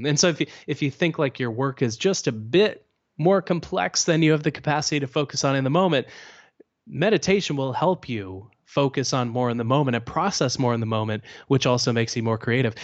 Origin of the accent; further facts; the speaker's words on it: Canada; I'm Canadian